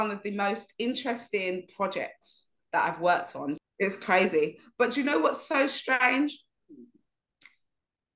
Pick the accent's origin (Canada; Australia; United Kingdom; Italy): United Kingdom; London; accent: inner city London; I kept on mixing up my THs with my Vs and things like that, like you do in London, like inner city London.